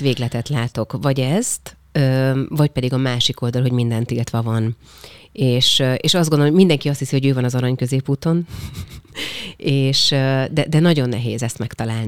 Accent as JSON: {"language": "Hungarian", "region": "Nógrád", "country": "Hungary", "also_born_or_lived": "Paris, France / United States", "said": "én bányás családból származom, és a bányát bezárták 94-95-ben, tehát amikor én pont amikor a gimit kezdtem 14 évesen"}